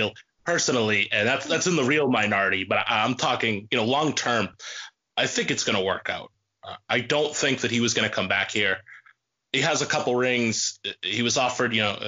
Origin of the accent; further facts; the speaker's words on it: Boston, Massachusetts, United States; I'm from Boston